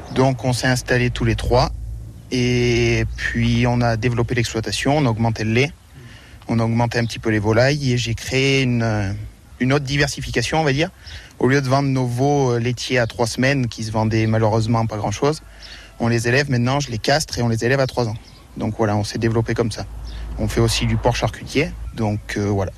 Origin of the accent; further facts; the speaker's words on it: Châteauguay, Auvergne-Rhône-Alpes, France; Moi, à l'origine, je suis de Châteauguay. J'habitais à côté d'une exploitation agricole